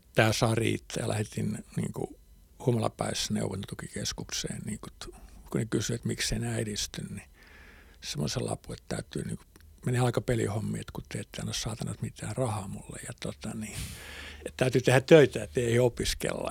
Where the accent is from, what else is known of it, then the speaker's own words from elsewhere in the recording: Hämeenlinna, Kanta-Häme, Finland; moved away as an adult; also born or lived in Helsinki; Mä oon syntynyt Hämeenlinnassa